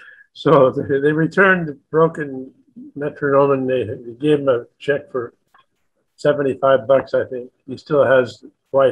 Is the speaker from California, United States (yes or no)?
yes; Los Angeles, California, United States; moved away as an adult; also born or lived in New York; I told him I was from Hollywood, California